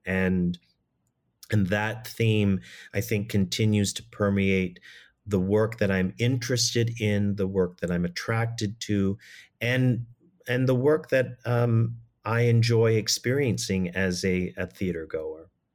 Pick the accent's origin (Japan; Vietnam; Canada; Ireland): Canada; Toronto, Ontario; as a young person growing up in Toronto